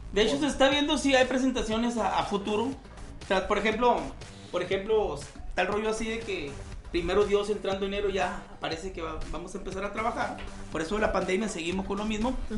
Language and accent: Spanish; Hermosillo, Sonora, Mexico; yo soy de Hermosillo, Sonora, México